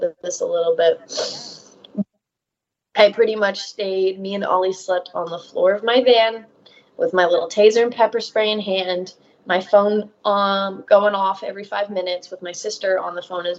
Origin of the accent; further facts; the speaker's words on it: Georgia, United States; moved away; I'm from Georgia.